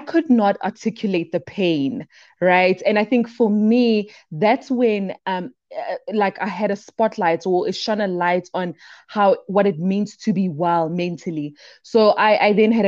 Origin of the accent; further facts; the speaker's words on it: Brakpan, Gauteng, South Africa; also born or lived in Daveyton; I am from the East Rand, born and bred within South Africa, a little town in Brakpan. Then I grew up with my grandmother in the township called Daveyton